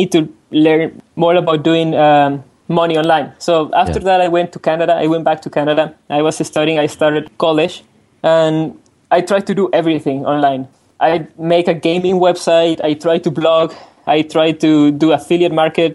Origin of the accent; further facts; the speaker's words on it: Mexico City, Mexico; I'm from Mexico City